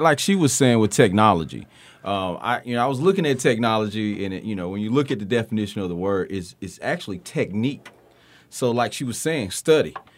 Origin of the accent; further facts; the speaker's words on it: Tuscaloosa, Alabama, United States; I'm from Tuscaloosa, Alabama, but I, we have farms here